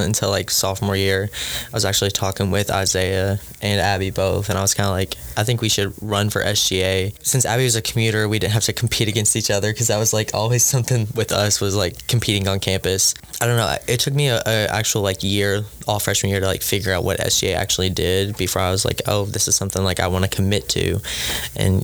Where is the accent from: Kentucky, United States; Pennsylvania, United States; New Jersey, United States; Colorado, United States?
Kentucky, United States; Cloverport; I'm also from Breckenridge County, Cloverport